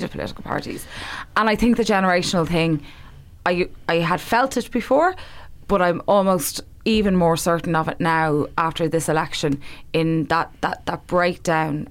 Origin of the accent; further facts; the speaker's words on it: Dublin, Leinster, Ireland; I'm very much from there, of there, remember from a long time